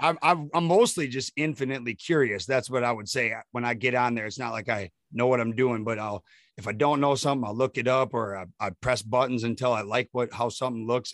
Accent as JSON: {"language": "English", "town": "Prescott", "region": "Wisconsin", "country": "United States", "tie": "born or raised there", "said": "I'm from Prescott, Wisconsin"}